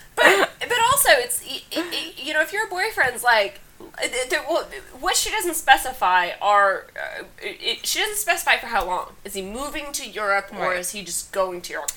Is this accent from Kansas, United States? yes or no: yes; Kansas, United States; now in New York, United States; I'm from Kansas.